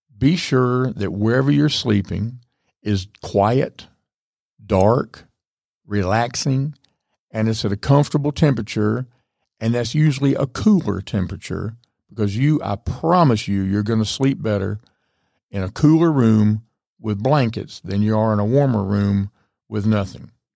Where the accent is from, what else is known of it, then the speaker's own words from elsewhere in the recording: the South, United States; I'm from the South